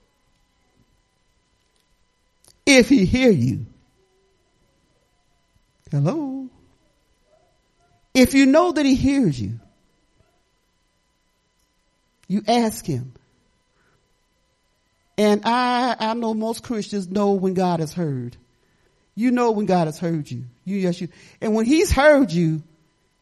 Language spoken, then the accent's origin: English; Detroit, Michigan, United States; moved away; I'm not from here. I'm from Detroit, Michigan, in the slums